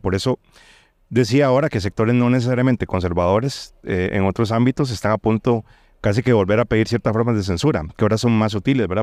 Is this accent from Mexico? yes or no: no; Costa Rica; yo que soy de Costa Rica